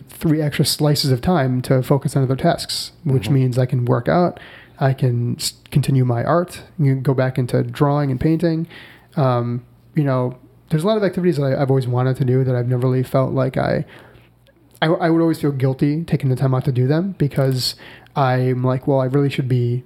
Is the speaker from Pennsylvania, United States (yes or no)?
no; Buffalo, New York, United States; moved away; I can get back to Buffalo, which, mm-hmm. you know, is my hometown